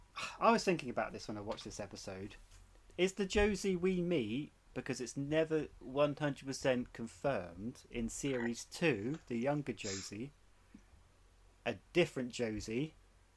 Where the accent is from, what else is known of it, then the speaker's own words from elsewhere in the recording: Dorset, South West England, United Kingdom; I'm from Dorset.